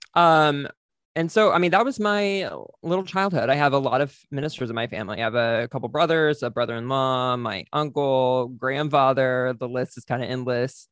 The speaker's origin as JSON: {"language": "English", "town": "White Settlement", "region": "Texas", "country": "United States", "also_born_or_lived": "Oklahoma City", "moved": "yes", "said": "I'm from Texas, from a small town in Texas"}